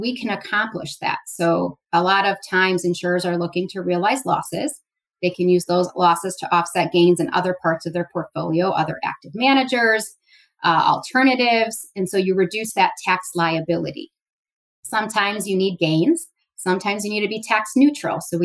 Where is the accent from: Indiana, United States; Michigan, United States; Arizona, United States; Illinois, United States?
Illinois, United States; Chicago; I grew up in Chicago, born and raised.